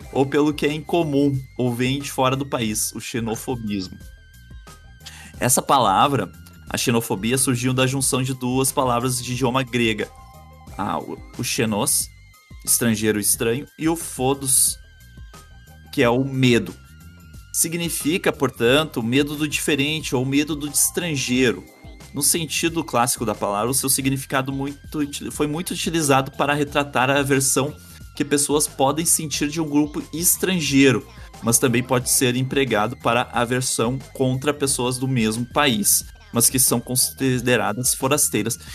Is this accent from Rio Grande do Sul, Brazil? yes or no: yes; Doutor Maurício Cardoso, Rio Grande do Sul, Brazil; also born or lived in Ariquemes, Rondônia; passei a minha infância em Dr. Maurício Cardoso, bem pertinho do Paraguai mesmo.